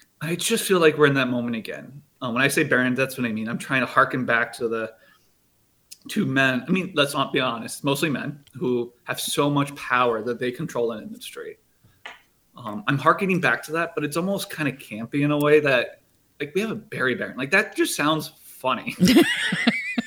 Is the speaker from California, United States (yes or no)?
no; Cedar Rapids, Iowa, United States; Cargill is this weird company where it was everywhere growing up. It was next to my soccer field. It was next to, I'm from Cedar Rapids